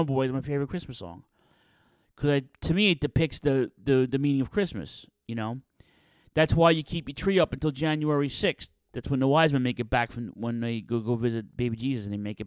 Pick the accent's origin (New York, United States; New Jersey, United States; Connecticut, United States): New York, United States; New York City; I grew up in Ridgewood, Queens, so it was the Queens, North Brooklyn border of the five boroughs